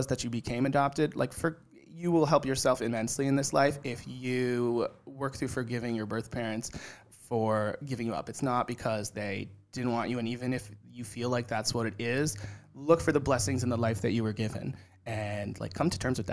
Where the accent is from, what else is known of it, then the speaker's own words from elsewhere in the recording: New Fairfield, Connecticut, United States; also born or lived in Colombia; I grew up in New Fairfield, Connecticut, and spent my weekends and like things in New York City.